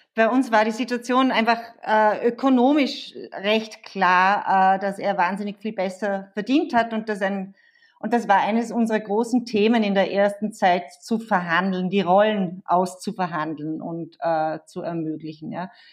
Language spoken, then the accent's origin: German; Vorarlberg, Austria; now in Vienna, Austria; ich komme ja aus Vorarlberg, äh, lebe aber schon seit Ewigkeiten in Wien